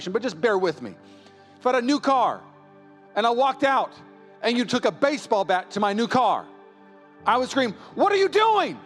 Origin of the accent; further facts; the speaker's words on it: Puyallup, Washington, United States; now in East Bay, United States; I grew up in Puyallup, Washington